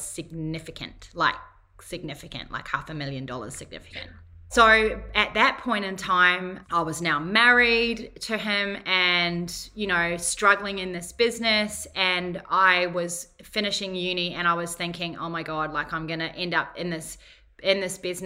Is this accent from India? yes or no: no; Whangarei, Northland, New Zealand; moved away as an adult; now in Gold Coast, Australia; I'm from Whangarei, which is a little town 2 hours north of Auckland. It's fairly low socioeconomic area, I suppose. Not maybe so much now, but when I grew up